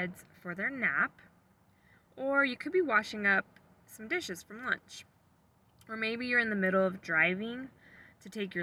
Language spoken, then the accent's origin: English; Sacramento, California, United States; also born or lived in Redding, California; I was born and raised in Sacramento, California